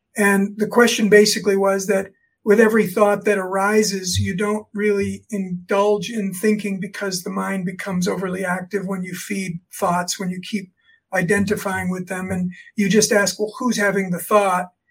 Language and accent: English; South Florida, United States; now in State College, United States; I grew up in Florida, South Florida